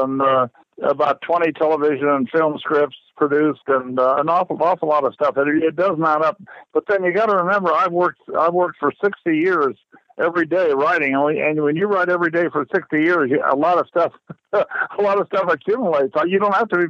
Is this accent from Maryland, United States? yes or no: no; Kansas City, Missouri, United States; moved away as an adult; also born or lived in Chula Vista, California; I grew up in Kansas City, Missouri. I was born there, and I stayed there for the first 19 years of my life